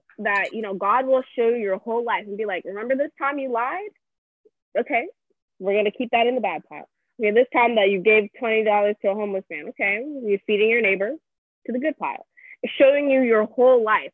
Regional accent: Nigeria; moved away; grew up in church in Nigeria

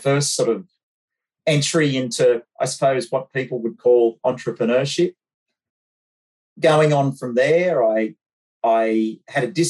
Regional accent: Bathurst, New South Wales, Australia; I grew up in Bathurst

